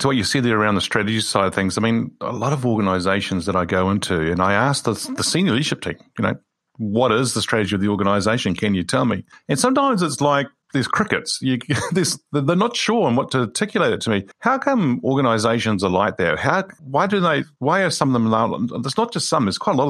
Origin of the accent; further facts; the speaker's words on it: California, United States; born there; that's where I was born in the Bay Area there.